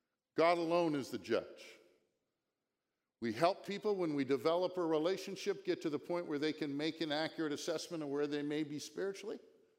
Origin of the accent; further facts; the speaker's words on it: Virginia, United States; Down there yesterday with our grandkids, we're here from Virginia.